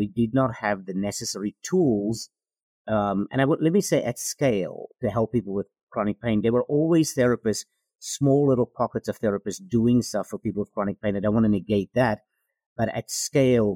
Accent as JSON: {"language": "English", "country": "South Africa", "moved": "as an adult", "lives_now": "United States", "said": "I am from South Africa originally."}